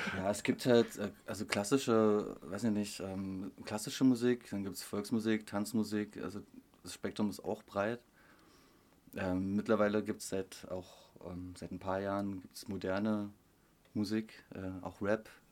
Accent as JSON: {"language": "German", "area": "Upper Lusatia", "region": "Saxony", "country": "Germany", "said": "Ich komme aus der Oberlausitz"}